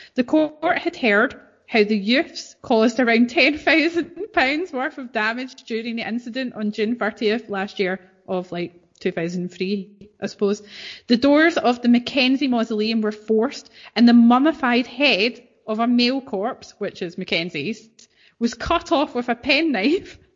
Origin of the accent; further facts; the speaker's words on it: East Kilbride, Scotland, United Kingdom; I'm from East Kilbride